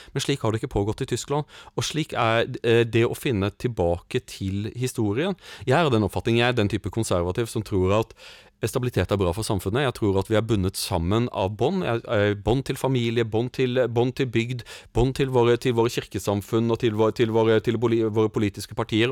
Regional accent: Norway; som nordmann

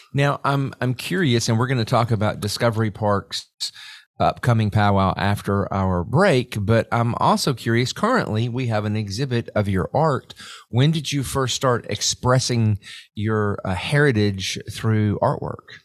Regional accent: Memphis, Tennessee, United States; I'm from Memphis as well

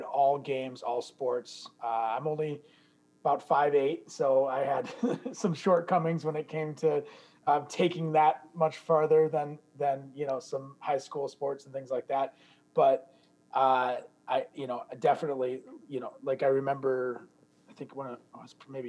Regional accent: Detroit, Michigan, United States; now in Chicago, United States; I'm actually from the Detroit area originally.

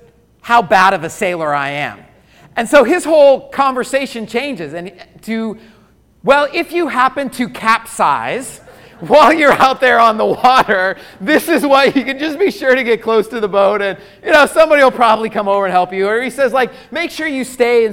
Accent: Colorado, United States; I grew up in Colorado.

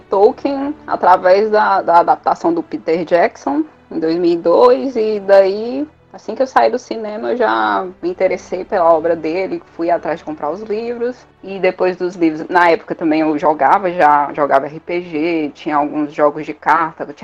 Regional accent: Fortaleza, Ceará, Brazil; Eu sou de Fortaleza, Ceará.

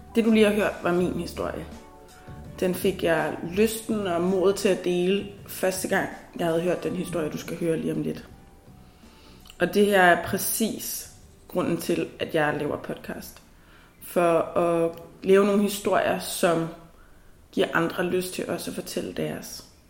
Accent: Nivå, Capital Region of Denmark, Denmark; Nivo er en lille by, der ligger nord for København, hvor jeg er vokset op

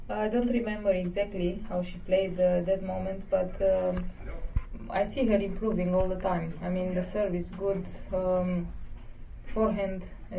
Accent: Romania; born or raised there

